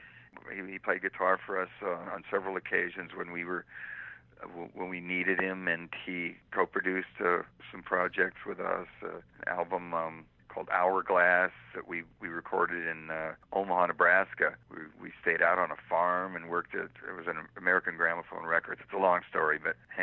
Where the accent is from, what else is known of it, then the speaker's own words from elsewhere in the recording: England, United Kingdom; I was born in England.